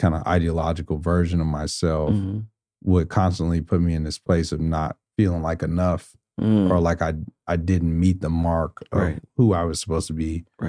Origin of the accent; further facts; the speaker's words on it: Houston, Texas, United States; I was a DJ for a faith-based organization that was spinning out of the church that I grew up in Houston